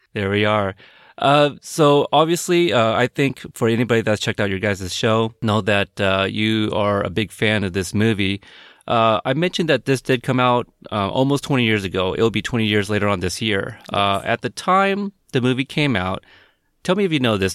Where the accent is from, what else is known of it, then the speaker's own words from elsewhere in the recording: Portland, United States; also born or lived in Texas; I was born in Texas, but I was raised in Portland, so I don't I don't think I have a, a little Southern accent at all